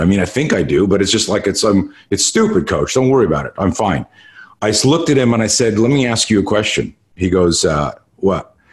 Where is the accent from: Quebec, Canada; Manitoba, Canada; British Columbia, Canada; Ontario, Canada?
Quebec, Canada; Montreal; now in United States; I grew up in Canada and uh, uh, in Montreal